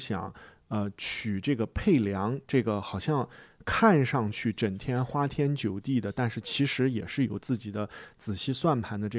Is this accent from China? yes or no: yes; China; 呃，那么我想拍给外国人看的是我们中国人不喜欢看的一个说法，是一种委婉的批评。